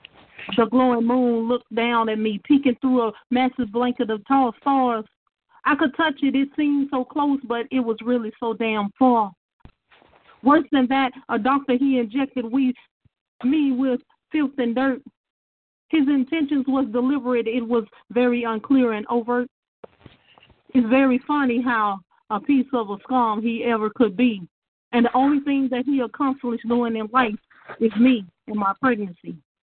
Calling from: Shreveport, Louisiana, United States; Yes, I'm calling from Shreveport, Louisiana.

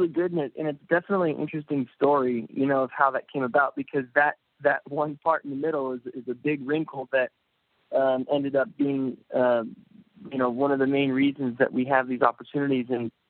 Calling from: Los Angeles, California, United States; I'm calling from L.A.

